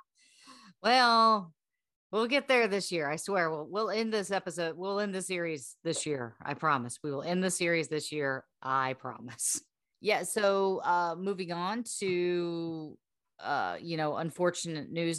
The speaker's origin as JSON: {"language": "English", "region": "the South", "country": "United States", "said": "we're from the South, we were, number two, we're raised on this music"}